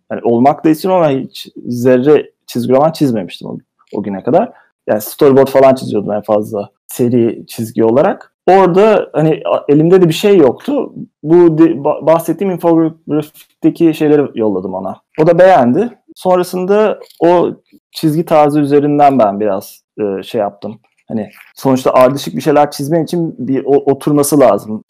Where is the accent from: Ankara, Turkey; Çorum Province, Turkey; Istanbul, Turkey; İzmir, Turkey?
Istanbul, Turkey; moved away as an adult; also born or lived in England; now in United Kingdom; İstanbul'da doğdum büyüdüm. 30 sene orada yaşadım